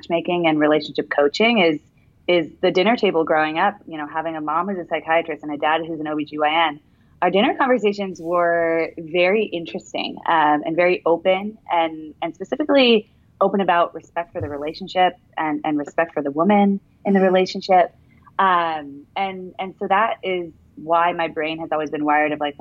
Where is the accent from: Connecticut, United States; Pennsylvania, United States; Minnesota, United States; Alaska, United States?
Alaska, United States; Anchorage; also born or lived in New York; now in Los Angeles, United States; I'm from Alaska originally